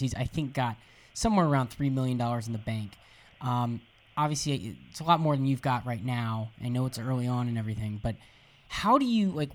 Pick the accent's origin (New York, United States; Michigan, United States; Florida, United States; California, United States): Florida, United States; Jacksonville; I'm originally I, am from Jacksonville, Florida